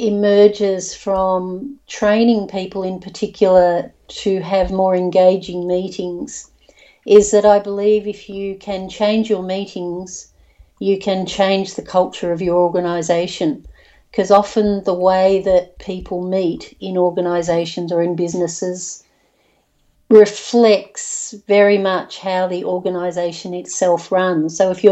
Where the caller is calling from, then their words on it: Bells Beach, Victoria, Australia; I'm calling in from Bells Beach.